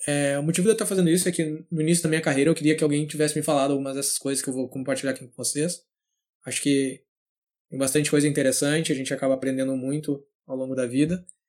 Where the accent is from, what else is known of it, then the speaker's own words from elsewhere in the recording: São Leopoldo, Rio Grande do Sul, Brazil; nasci e cresci em São Léo, São Leopoldo, na verdade, no Rio Grande do Sul